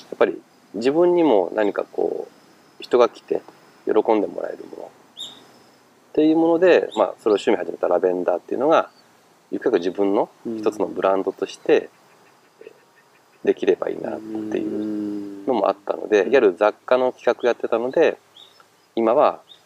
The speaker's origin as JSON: {"language": "Japanese", "town": "Kofu", "region": "Yamanashi", "country": "Japan", "tie": "born or raised there", "also_born_or_lived": "Chiba", "moved": "yes", "said": "元々甲府出身なので"}